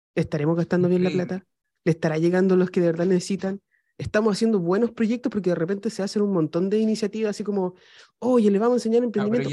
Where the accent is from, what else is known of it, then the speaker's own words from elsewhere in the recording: Chile; estoy en África le digo, soy de Chile